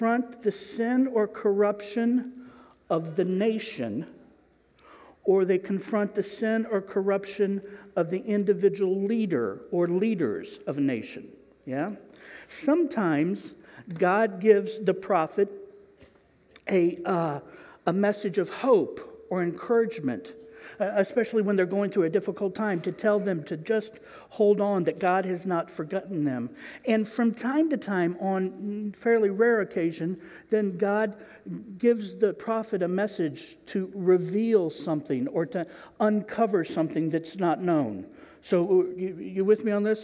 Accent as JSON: {"language": "English", "region": "Indiana", "country": "United States", "said": "I'm from Indiana"}